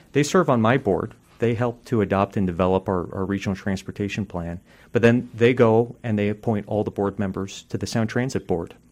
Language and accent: English; Poulsbo, Washington, United States; I grew up in Kitsap County, in the metropolis of Paulsboro as a kid